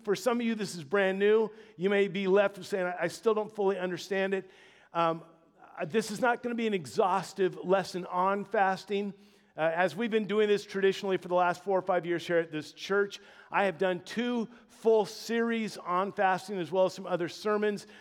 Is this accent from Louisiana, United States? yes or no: yes; Louisiana, United States; moved away; I was born in the Dirty South, born and raised in Louisiana